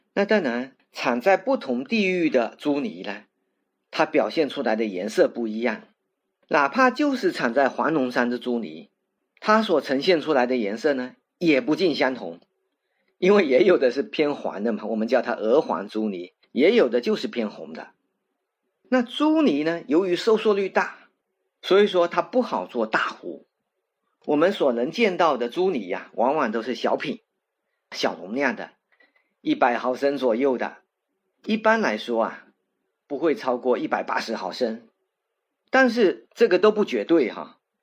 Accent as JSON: {"language": "Chinese", "country": "China", "said": "我们中国人啊，都爱用三啊、五啊来表示很多"}